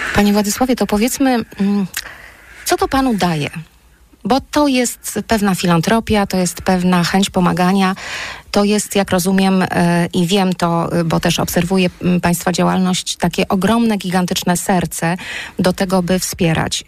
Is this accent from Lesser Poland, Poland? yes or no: no; Lublin, Lublin Voivodeship, Poland; ja jestem z Lublina